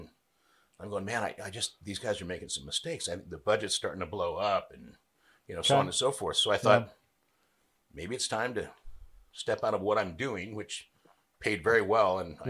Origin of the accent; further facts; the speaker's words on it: Napa Valley, California, United States; moved away as an adult; also born or lived in Bay Area, California; now in Bonner County, Idaho, United States; I'm originally from Napa Valley.